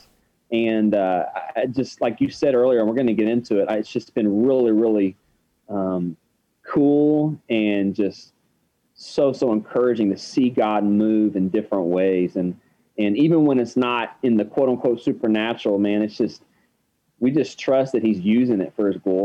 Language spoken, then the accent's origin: English; Abilene, Texas, United States; also born or lived in Kenya; Mostly grew up in Abilene, Texas, where ACU is, Abilene Christian University.